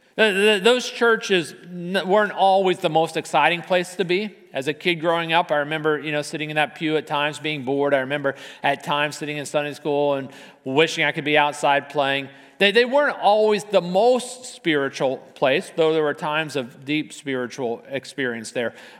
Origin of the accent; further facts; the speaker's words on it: Arlington, Virginia, United States; as a kid, I grew up in Arlington